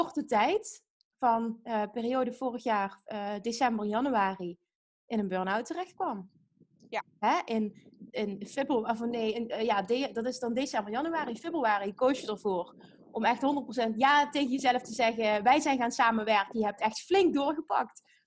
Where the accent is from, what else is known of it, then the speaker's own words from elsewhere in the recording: Limburg, Netherlands; We komen allebei uit Limburg, dus we zijn nu net overgeschakeld van het Limburgs naar het Nederlands